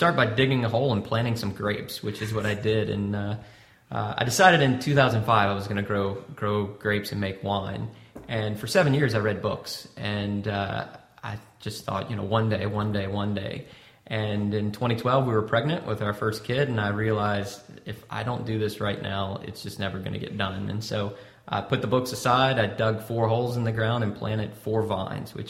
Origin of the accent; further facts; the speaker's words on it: Louisiana, United States; we're from Louisiana